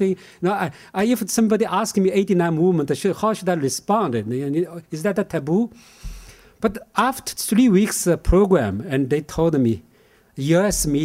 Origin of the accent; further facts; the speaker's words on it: Shanghai, China; moved away; 20th century China, especially Shanghai, which is my hometown.